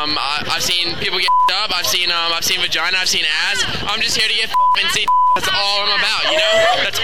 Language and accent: English; Panama City, Florida, United States; I'm from here originally